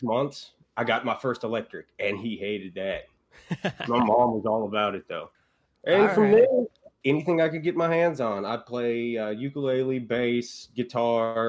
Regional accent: Huxley, Texas, United States; the family farm in deep east Texas. A little bitty town called Huxley.

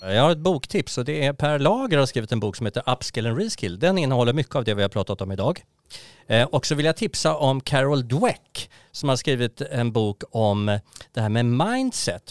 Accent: Sweden; vi svenskar

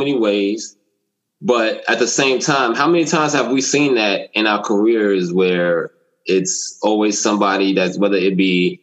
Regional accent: New York, United States; growing up in New York, we fuck with boxing

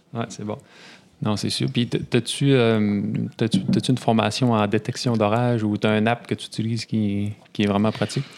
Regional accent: Saguenay, Quebec, Canada; accent: Saguenay; j'ai un accent du Saguenay, c'est assez évident

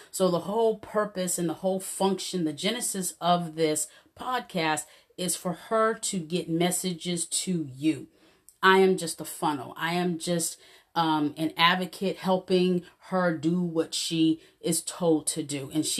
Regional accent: Texas, United States; So I'm in Texas. I don't sound like I'm a Texan, do I? But that's where I'm from, and I've been here for quite a while.

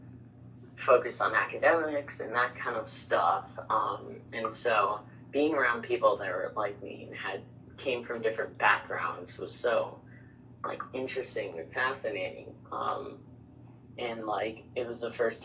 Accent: New York, United States; now in Bangkok, Thailand; I was born and raised in New York.

